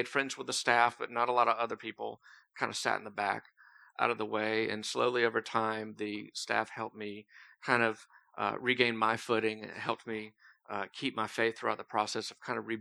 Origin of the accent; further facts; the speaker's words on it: Thomasville, United States; I grew up in Thomasville, just up the road. Moved here about 8 years ago.